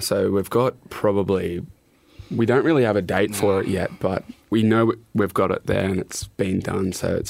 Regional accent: Tumut, New South Wales, Australia; that's pretty cool because it's my hometown.

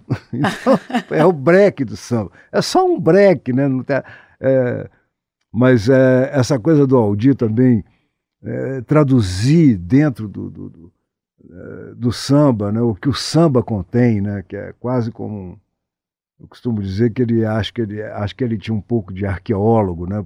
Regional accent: Ponte Nova, Minas Gerais, Brazil; moved away; also born or lived in Ouro Preto; tive a oportunidade de, de vê-la na minha cidade natal. Ela fez um show lá em Ponte Nova

